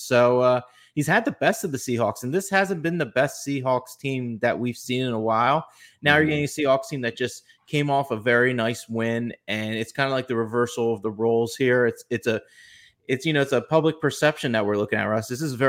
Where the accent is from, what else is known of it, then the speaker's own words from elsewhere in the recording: New Jersey, United States; Well, hello. We're from New Jersey as well.